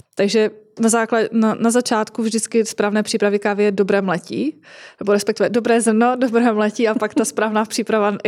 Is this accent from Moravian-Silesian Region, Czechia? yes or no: yes; Moravian-Silesian Region, Czechia; u nás v Moravskoslezském kraji